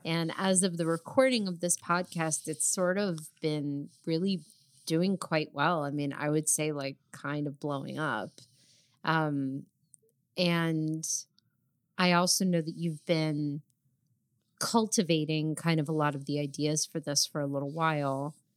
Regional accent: New Jersey, United States; We're also both from New Jersey

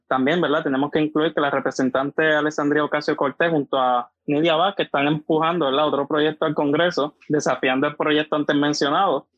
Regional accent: Puerto Rico; moved away

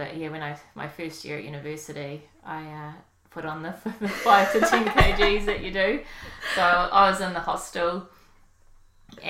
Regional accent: New Plymouth, Taranaki, New Zealand; also born or lived in Auckland; I was born in Auckland but moved to New Plymouth when I was 4

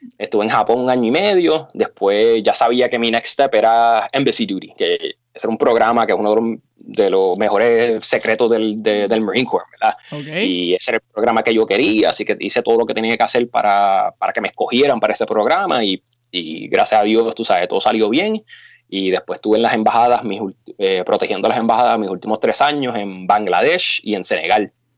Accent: Puerto Rico; moved away as an adult; also born or lived in Condado / Beijing, China; now in California, United States; Mi papá es chino y mi mamá es puertorriqueña y yo pues nací y criado en la isla

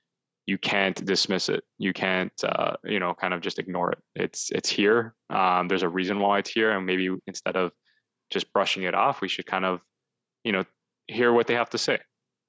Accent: Toronto, Ontario, Canada; from Toronto, like I said before

